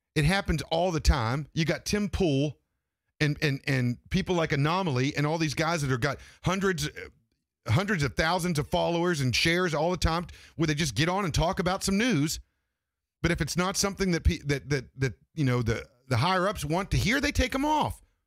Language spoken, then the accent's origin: English; Grafton, West Virginia, United States; I'm from Grafton, West Virginia, and there weren't, there was only two black, uh, kids that went to school